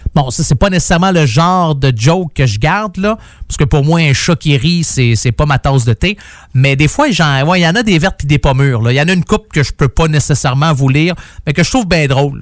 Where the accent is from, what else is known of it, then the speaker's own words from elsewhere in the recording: Saint-Jérôme, Quebec, Canada; ma ville natale au mois de mai à Saint-Jérôme.